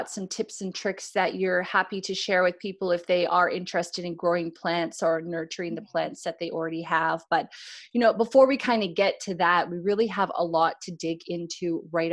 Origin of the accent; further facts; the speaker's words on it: Canada; now in Australia; I'm a Canadian living in Australia